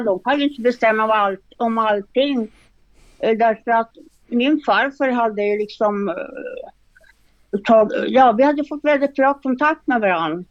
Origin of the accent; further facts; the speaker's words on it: Norrbotten County, Sweden; now in Östersund, Sweden; jag kommer från en liten by faktiskt uppe i Norrbotten